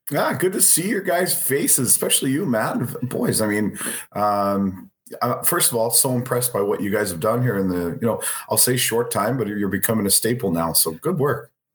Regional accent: Canada; we're Canadian

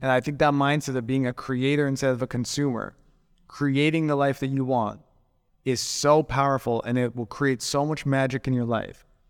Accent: Calgary, Alberta, Canada; moved away as an adult; now in Koh Samui, Thailand; where I'm from in, in Canada, so I, I grew up in Calgary.

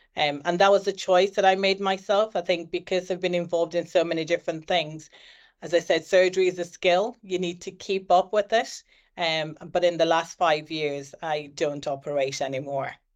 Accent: Ireland; was born in Ireland and was raised in Ireland. I've lived all my life in Ireland

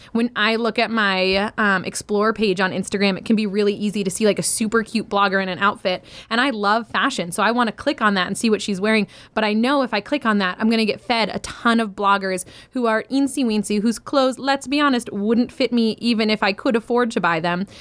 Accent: Maine, United States; now in Michigan, United States; I grew up in Maine, I live in Michigan

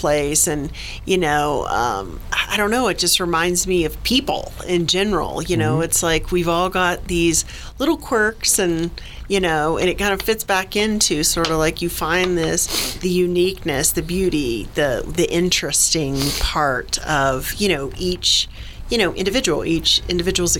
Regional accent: Jacksonville, Florida, United States; moved away; I'm originally a Floridian

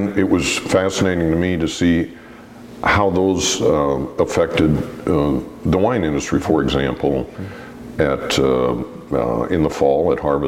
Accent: Oregon, United States; I am an Oregon native

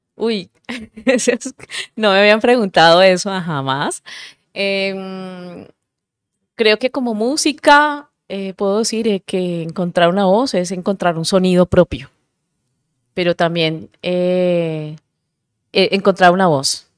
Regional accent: Cartagena, Bolívar, Colombia; yo soy de Cartagena

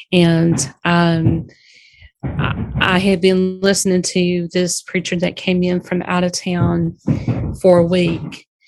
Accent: Alexander, North Carolina, United States; I'm calling you from Alexander, North Carolina.

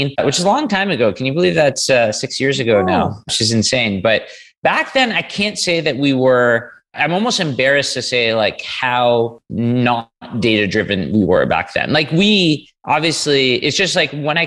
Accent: New York City, New York, United States; now in Canada; I grew up in New York City

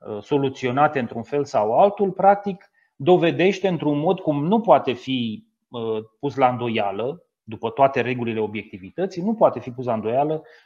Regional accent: Teleorman County, Romania; din județul de unde sunt eu de origine, din județul Telor

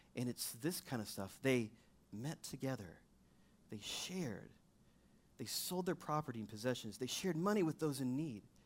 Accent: Missouri, United States; I'm from Missouri

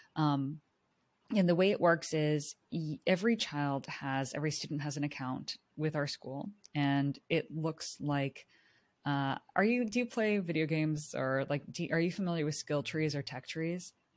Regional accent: Silicon Valley, California, United States; I grew up in Silicon Valley in, like, the heart of high-tech, urban culture

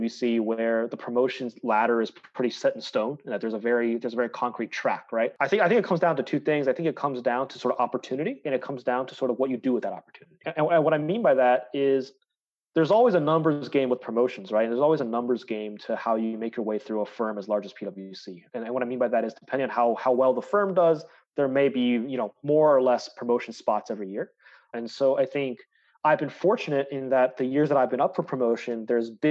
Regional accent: Tampa, Florida, United States; moved away as an adult; also born or lived in Chicago; I grew up in Tampa, Florida

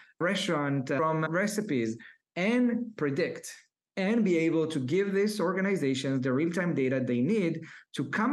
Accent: Israel; I was born and raised in Israel for a low middle class family.

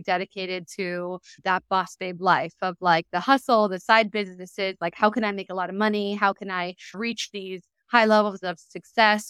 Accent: San Diego, California, United States; moved away; I was raised in Southern California in San Diego

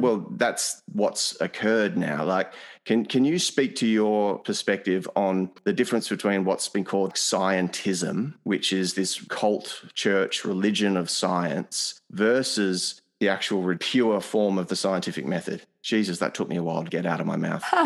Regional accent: Australia; an Australian, a European Australian

